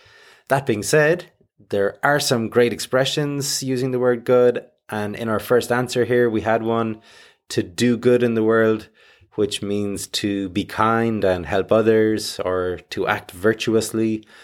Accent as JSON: {"language": "English", "country": "Ireland", "said": "That's good enough for me. I am Irish, after all."}